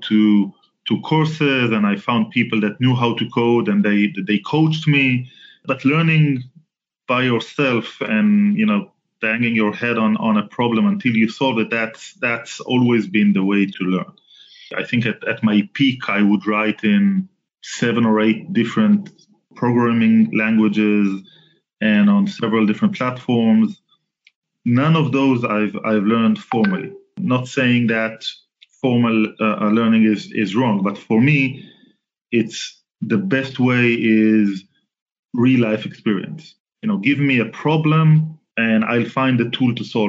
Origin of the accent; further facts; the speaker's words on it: Southern District, Israel; Israeli. I was born and raised in Israel, born in 1974, so I'm like 46-ish now. Almost all of my life I was living in the south part of Israel